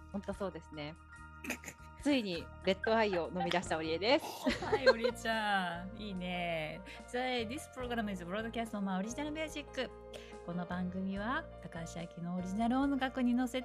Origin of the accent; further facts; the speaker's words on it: Japan; born there; じゃあ私はなんで日本に生まれたのかなみたいなね